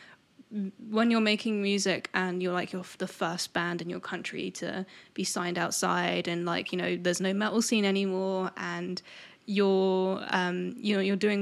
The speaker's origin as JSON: {"language": "English", "region": "England", "country": "United Kingdom", "said": "We're English."}